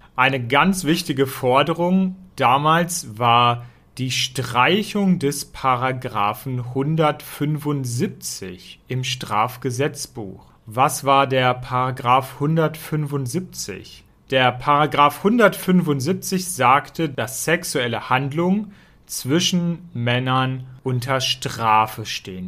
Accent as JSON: {"language": "German", "town": "Hanover", "region": "Lower Saxony", "country": "Germany", "tie": "born or raised there", "said": "in meiner Heimatstadt Hannover"}